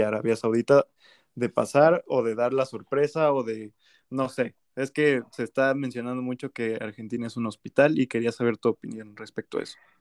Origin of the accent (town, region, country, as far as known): Mexico